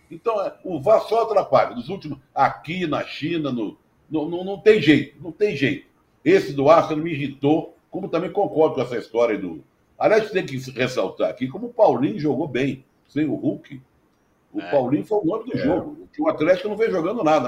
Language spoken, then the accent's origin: Portuguese; Rio de Janeiro, Brazil; ali na Praça Afonso Pena, onde eu fui criado